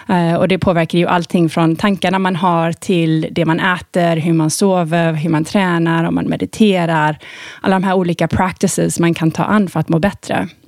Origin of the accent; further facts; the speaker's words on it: Thailand; Jag eh, hade ju väldigt eh, severe astma när jag var liten i Thailand